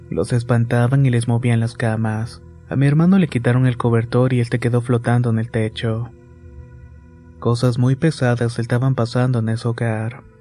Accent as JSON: {"language": "Spanish", "town": "Tampico", "region": "Tamaulipas", "country": "Mexico", "tie": "born or raised there", "said": "Soy originario de Tampico, Tamaulipas y vivo en la famosa colonia Morelos."}